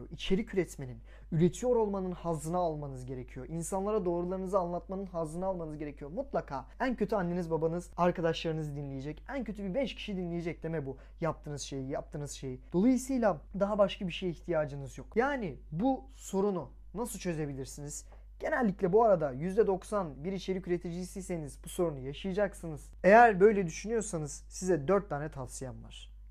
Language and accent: Turkish; Samsun, Turkey; Samsunluyum bu arada o yüzden iyi açık söylüyorum.